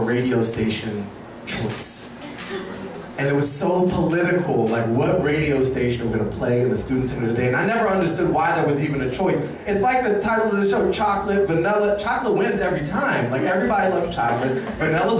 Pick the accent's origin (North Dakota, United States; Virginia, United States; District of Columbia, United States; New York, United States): District of Columbia, United States; Washington; when you have a revolutionary black mother in the 80s in DC, you get a different kind of upbringing